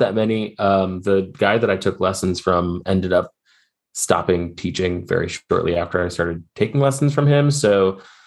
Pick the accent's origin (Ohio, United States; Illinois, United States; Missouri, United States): Missouri, United States; St. Louis; now in Asheville, United States; I grew up in St. Louis, Missouri